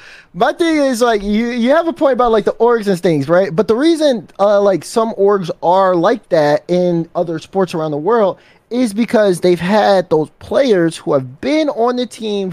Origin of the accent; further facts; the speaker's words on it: Chicago, Illinois, United States; I'm from Chicago.